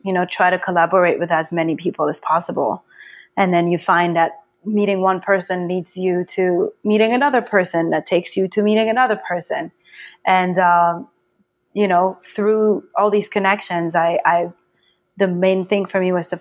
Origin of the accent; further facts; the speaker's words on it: Paris, Île-de-France, France; moved away as an adult; now in Brooklyn, United States; I grew up in Paris.